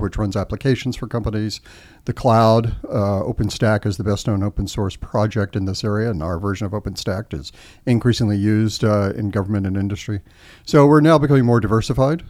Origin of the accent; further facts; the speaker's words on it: Austin, Texas, United States; moved away as an adult; also born or lived in Washington, D.C.; I grew up in Austin, Texas